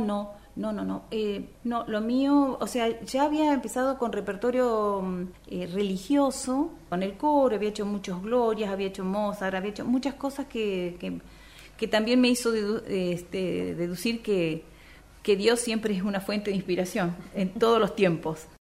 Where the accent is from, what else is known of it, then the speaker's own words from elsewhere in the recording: Perito Moreno, Santa Cruz, Argentina; also born or lived in Puerto Deseado / Río Gallegos; yo soy nacida en la provincia de Santa Cruz, en Perito Moreno y mis estudios musicales los inicié en Puerto Deseado